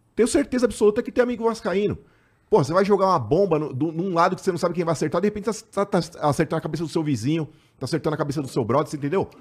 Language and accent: Portuguese; São Paulo, Brazil; A gente é da Vila Maria, mano. Nosso apelido na infância lá era … e …